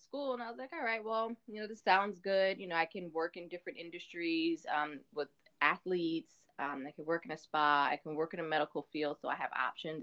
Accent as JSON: {"language": "English", "town": "Mount Vernon", "region": "New York", "country": "United States", "tie": "born or raised there", "also_born_or_lived": "Rockland County, New York", "lives_now": "New Jersey, United States", "said": "I was born and raised in Mount Vernon, New York, and then I started. Um, I moved to Rockland County when I was mm-hmm. 14"}